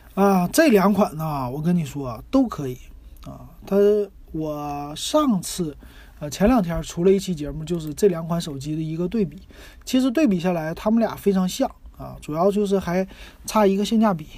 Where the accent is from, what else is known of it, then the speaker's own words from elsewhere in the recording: Shenyang, Liaoning, China; now in Shanghai, China; 我们沈阳那边